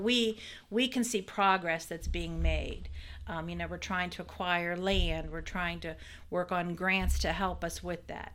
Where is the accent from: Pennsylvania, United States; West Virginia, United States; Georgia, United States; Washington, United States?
West Virginia, United States; Weirton; moved away as an adult; now in Fairmont, United States; I'm not from Fairmont, so, uh, I'm from, I'm from Weirton